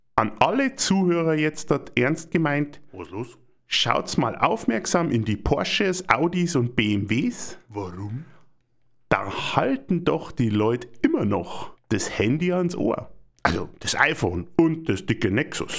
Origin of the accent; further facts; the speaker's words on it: Germany; Wir kaufen doch als Deutsche gerne Autos